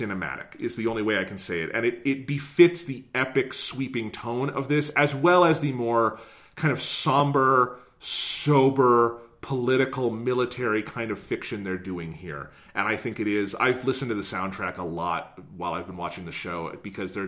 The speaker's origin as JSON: {"language": "English", "country": "United States", "said": "As an American viewer"}